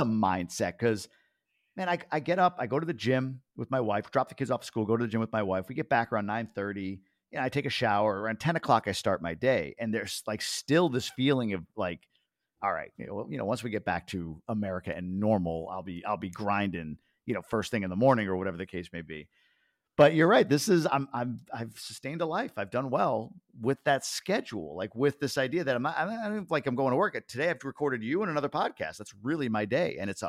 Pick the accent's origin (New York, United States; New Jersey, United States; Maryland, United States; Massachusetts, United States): New York, United States; also born or lived in Boston / Michigan; now in Dominican Republic; So now in the Dominican Republic, I moved around in the U.S., New York, Boston, Michigan, but now in the DR.